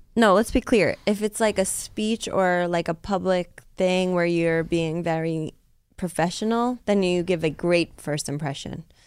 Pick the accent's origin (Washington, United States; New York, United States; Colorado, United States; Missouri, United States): New York, United States; growing up in New York, especially where I grew up.